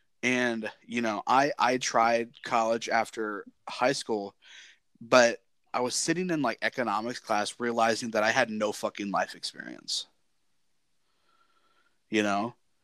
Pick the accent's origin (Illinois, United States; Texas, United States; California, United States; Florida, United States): Illinois, United States; Southern; You know, I grew up thinking that my world was the what compassed my, like, county in Southern Illinois.